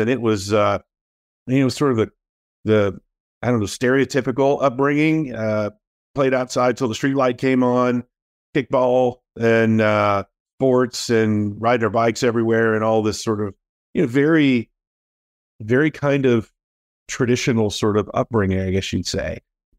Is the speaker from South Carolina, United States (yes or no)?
no; Daytona Beach, Florida, United States; Yeah, I grew up in Daytona Beach, Florida. Actually born in Daytona Beach, Florida. So not a lot of native Floridians these days, it seems like